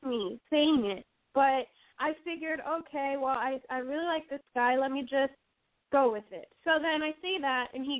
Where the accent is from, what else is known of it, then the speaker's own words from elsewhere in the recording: Puerto Rico; also born or lived in Key West, Florida; I was born in Key West, Florida, but raised here in Puerto Rico